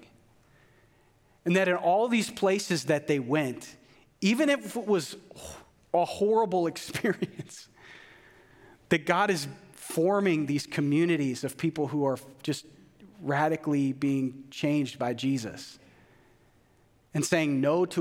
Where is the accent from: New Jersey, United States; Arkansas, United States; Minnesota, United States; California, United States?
Minnesota, United States; a white male growing up in Minnesota